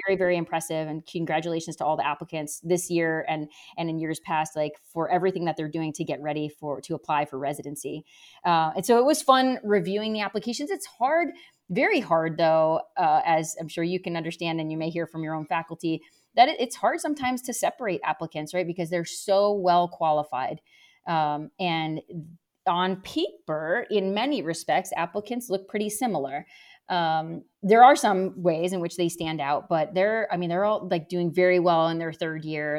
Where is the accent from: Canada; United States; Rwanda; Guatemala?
United States; New London, New Hampshire; also born or lived in Nashua, New Hampshire / Rochester, New York; I grew up in New Hampshire. I was actually born in southern New Hampshire in a town called Nashua, which is pretty close to Massachusetts. But really, I grew up in New London, New Hampshire, which is in the center of the state